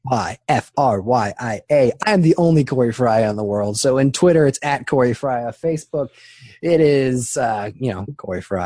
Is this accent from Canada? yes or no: yes; Canada; I'm not American